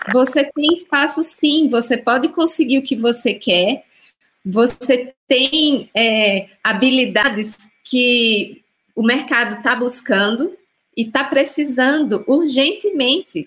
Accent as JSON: {"language": "Portuguese", "region": "Northeast Region", "country": "Brazil", "said": "eu sou do Nordeste"}